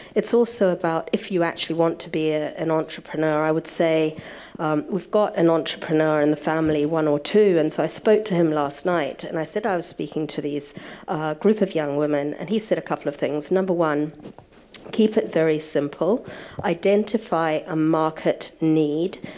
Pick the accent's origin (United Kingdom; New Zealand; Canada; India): New Zealand; moved away; I went back to New Zealand. I was born in New Zealand